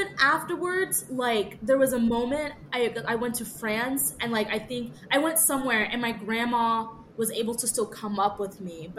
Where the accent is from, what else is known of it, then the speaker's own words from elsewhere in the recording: the South, United States; also born or lived in Atlanta / Washington, D.C.; I come from the South.